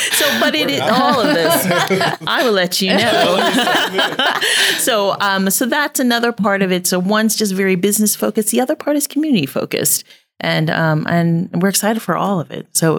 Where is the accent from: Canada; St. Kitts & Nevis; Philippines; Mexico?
Philippines; a Filipina, like, yeah. I am very snobby on my Asian food, and hers is better than mine.